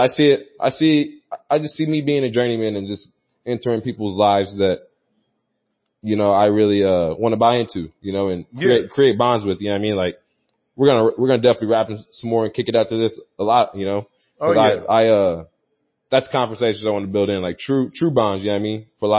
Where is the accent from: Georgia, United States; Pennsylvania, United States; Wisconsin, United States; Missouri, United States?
Missouri, United States; St. Louis; a lot of St. Louis is listening. A lot of my hometown's listening